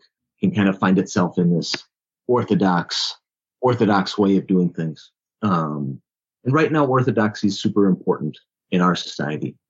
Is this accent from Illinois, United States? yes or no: yes; Chicago, Illinois, United States; South Side of Chicago originally